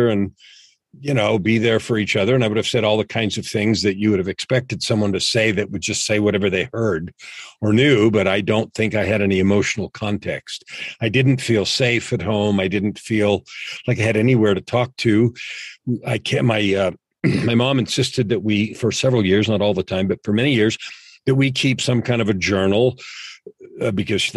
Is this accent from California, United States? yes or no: yes; San Francisco Bay Area, California, United States; I grew up in San Francisco Bay Area